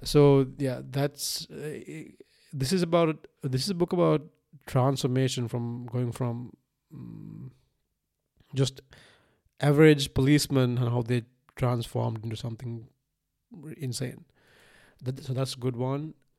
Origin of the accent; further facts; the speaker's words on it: Sri Lanka; moved away; I was born in Sri Lanka in nineteen ninety-one